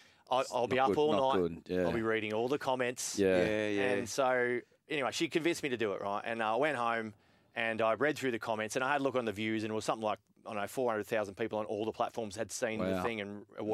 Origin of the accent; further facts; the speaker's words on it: Newcastle, New South Wales, Australia; now in Matraville, Sydney, Australia; I grew up in Waratah